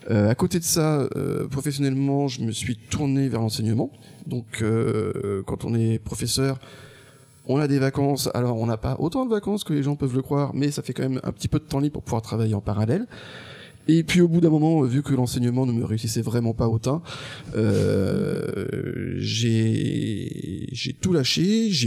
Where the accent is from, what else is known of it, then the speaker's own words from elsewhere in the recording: Angers, Pays de la Loire, France; moved away as an adult; also born or lived in Strasbourg; moi je viens d'Angers